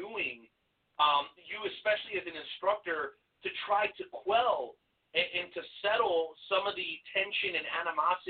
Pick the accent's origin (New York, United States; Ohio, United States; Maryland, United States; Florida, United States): Florida, United States; Miami; also born or lived in Mexico; where I grew up down in Miami, Trick Daddy's neighborhood